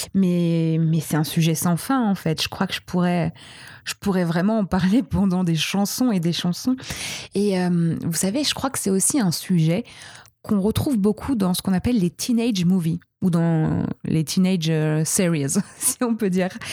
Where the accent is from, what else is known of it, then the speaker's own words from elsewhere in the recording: Brittany, France; je viens de l'ouest de la France, je suis bretonne